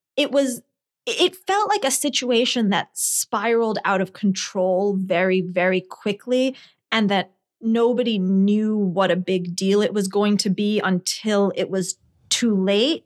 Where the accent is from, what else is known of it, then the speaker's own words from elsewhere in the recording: Scotland, United Kingdom; moved away; also born or lived in New Jersey, United States; I grew up in Scotland